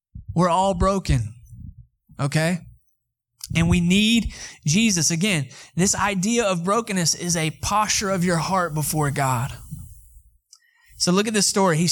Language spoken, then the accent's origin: English; Atlanta, Georgia, United States; now in Texas, United States; I'm from Atlanta, Georgia. I'm a city boy